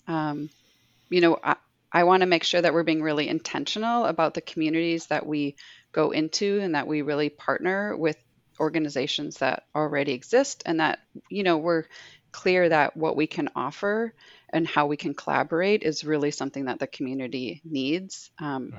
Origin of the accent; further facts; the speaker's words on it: Minneapolis, Minnesota, United States; also born or lived in Bismarck, North Dakota; we moved from Bismarck, North Dakota, where it wasn't very easy or safe to be out, um, nor were there just job opportunities and a lot of other factors. But we moved to Minneapolis, um, and so during the 90s, I grew up with this like crew of of lesbians